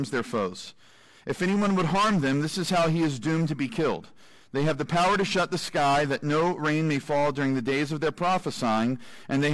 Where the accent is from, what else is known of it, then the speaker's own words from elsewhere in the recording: United States; I'm an American